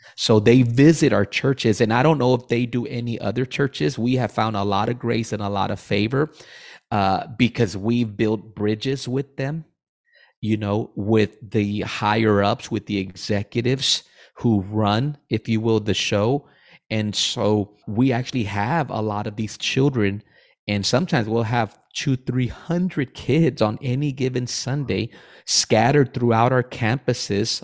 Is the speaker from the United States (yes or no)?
yes; Rio Grande Valley, Texas, United States; I'm originally from the Valley.